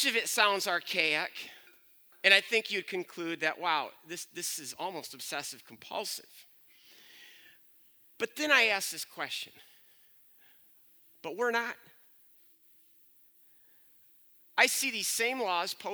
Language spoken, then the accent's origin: English; Byron Center, Michigan, United States; I'm from Byron Center